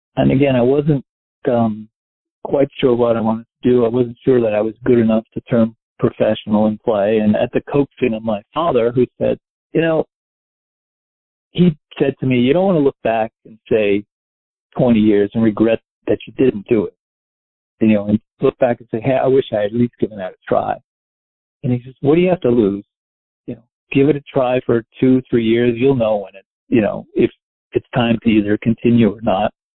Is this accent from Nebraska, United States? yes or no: no; Westchester, New York, United States; moved away as an adult; I grew up in Westchester. I lived in in the city till I was about four, and we moved to Westchester